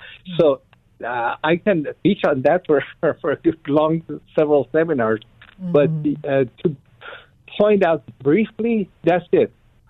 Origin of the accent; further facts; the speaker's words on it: Iran; moved away as an adult; now in United States; I was born in Iran as a Muslim. I was pretty devout in my early years